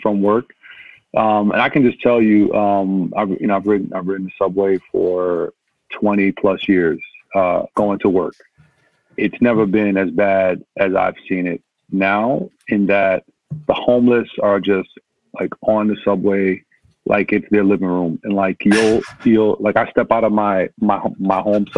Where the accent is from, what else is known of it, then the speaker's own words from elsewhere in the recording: New York City, New York, United States; also born or lived in Manhattan; Yeah, I'm born in Manhattan, literally born in Manhattan, raised in Brooklyn